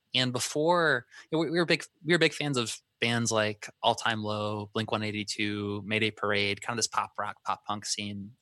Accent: Vermillion, South Dakota, United States; moved away; we grew up in a town called Vermillion, South Dakota.

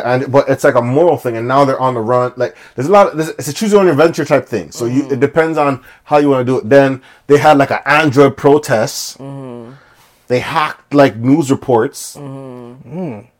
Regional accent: Scarborough, Ontario, Canada; yeah, I'm from Scarborough.

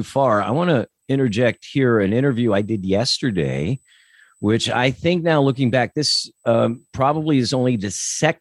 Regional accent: Lancaster, Pennsylvania, United States; I grew up in Lancaster

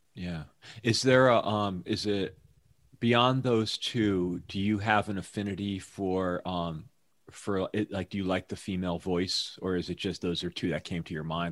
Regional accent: Hamden, Connecticut, United States; moved away as an adult; also born or lived in New York; now in Seattle area, United States; my hometown, Hamden, Connecticut.

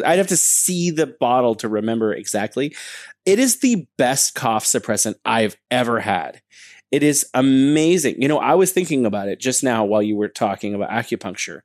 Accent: United States; now in China; I'm an American. I come to China.

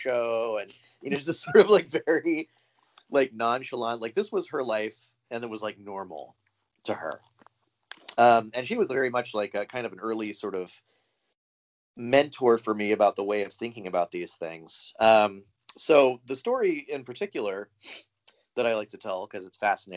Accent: St. Augustine, Florida, United States; moved away as an adult; also born or lived in Seattle; I grew up in Florida. I grew up in a town called St. Augustine

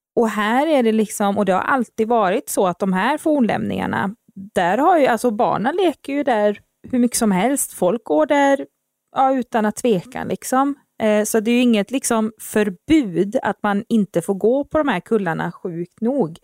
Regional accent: Uddevalla, Västra Götaland, Sweden; så är jag uppvuxen här också. Ehm, ja, i mina tidigare barndomsår

